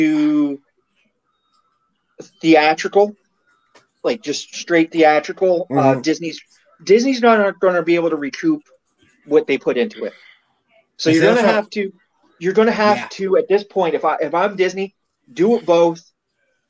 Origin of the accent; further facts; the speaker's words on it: Canada; I'm Canadian